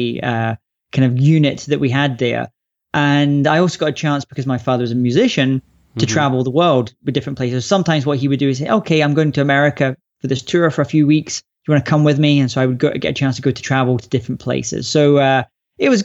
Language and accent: English; Scotland, United Kingdom; also born or lived in London; we moved up to Scotland when I was about 3 years old, and in the countryside, beautiful countryside of Scotland. And it was a pretty great place to grow up as a child